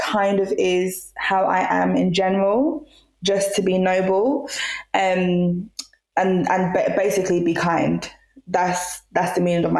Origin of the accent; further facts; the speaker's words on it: Jamaica; I come from Jamaica